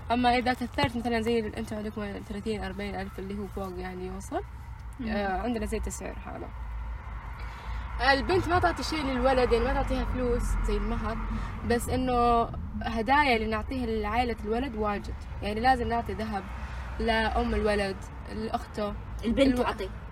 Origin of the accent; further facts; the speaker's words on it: Pakistan; انا باكستانية